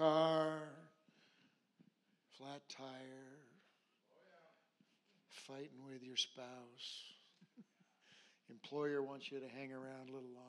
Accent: Alaska, United States; I grew up in Alaska. I was born and raised here.

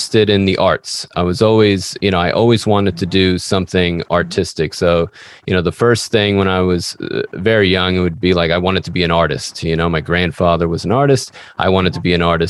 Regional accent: New York, United States; I'm an author from New York

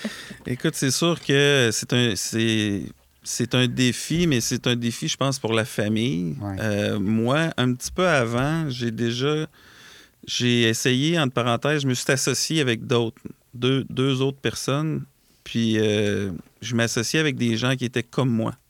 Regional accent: Lac-Etchemin, Quebec, Canada; on a un bureau dans Chaudière-Appalaches. Euh, qui est à la quête chemin en fait qui est un, c'est là d'où je viens en fait euh, moi et mon frère

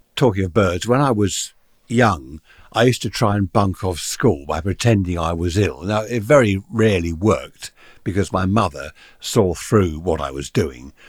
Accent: United Kingdom; big houses that we used to have in the U K here in my hometown.

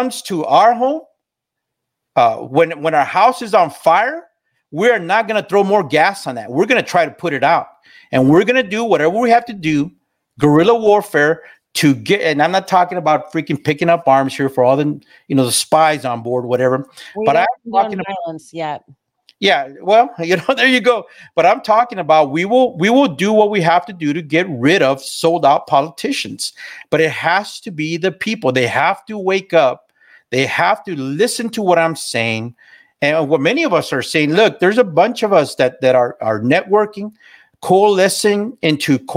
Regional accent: South Texas, United States; I grew up in South Texas. I grew up as a freaking Texan

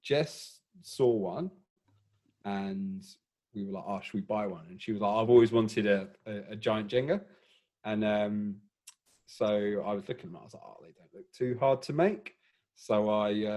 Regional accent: England, United Kingdom; moved away as an adult; now in Melbourne, Australia; obviously from England by my dodgy accent.

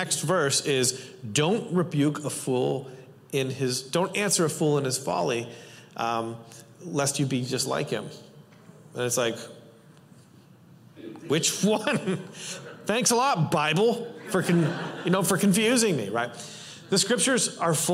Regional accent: Canada; I'm Canadian

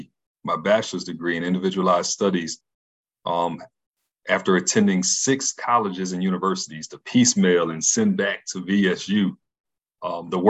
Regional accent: Philadelphia, Pennsylvania, United States; I was a pretty good kid growing up in Philly

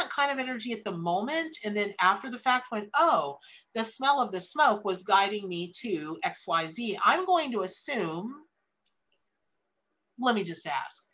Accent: Ocala, Florida, United States; I grew up here in Florida.

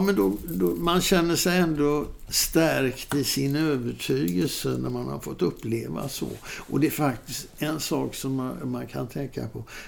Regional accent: Sweden; jag var från Sweden

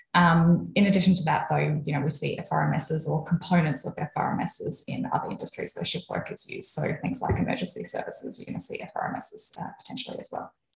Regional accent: Adelaide, South Australia, Australia; also born or lived in Melbourne; I grew up in Adelaide. Um, lived here most of my life. Lived for a couple of years in Melbourne, but from here, living here currently.

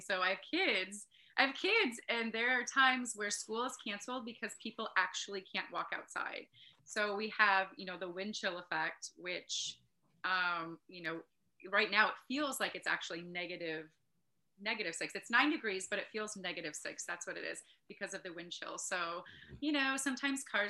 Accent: Northeast Wisconsin, United States; also born or lived in Kenosha, Wisconsin / Utah / Green Bay, Wisconsin / Sturgeon Bay, Wisconsin; moved up to Northeast Wisconsin when I was in second grade. And so, yeah, I was raised here

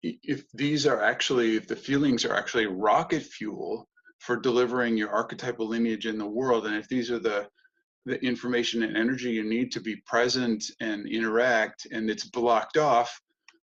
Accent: United States; moved away as an adult; also born or lived in Germany / Hamburg; being an American

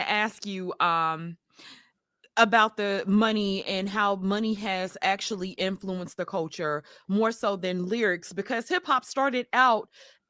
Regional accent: New York City, New York, United States; moved away; I grew up in New York City during the crack era. So I was in New York City from like 87 to like 94.

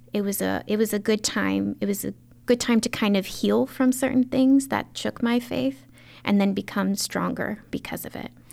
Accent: Baldwin, Maryland, United States; I grew up in the county, um, in a beautiful town called Baldwin

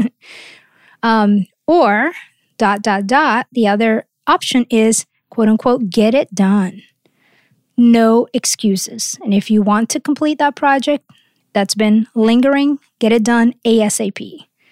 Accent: Rio de Janeiro, Brazil; moved away; I grew up surfing in Rio

